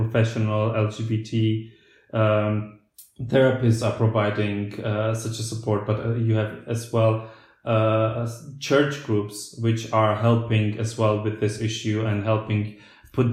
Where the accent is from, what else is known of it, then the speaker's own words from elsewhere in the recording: Slovakia; first language Slovak; English is a second language; moved away as an adult; also born or lived in United Kingdom / Germany; I was talking to my peers in Slovakia, I had to use the word in Slovak